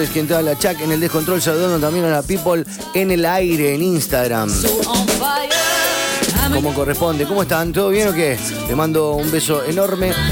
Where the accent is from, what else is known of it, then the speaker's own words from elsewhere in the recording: Victoria, Entre Ríos, Argentina; now in Rosario, Argentina; Soy …, soy de Victoria, pero hace 10 años vivo en Rosario